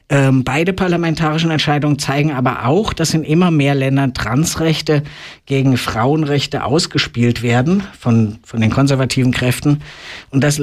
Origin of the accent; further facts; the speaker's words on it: Germany; born there; ich muss es ja selber als gebürtiger Deutscher sagen, das ist ein Trauerspiel mit dem 40 Jahre alten und völlig veralteten deutschen transsexuellen Gesetz.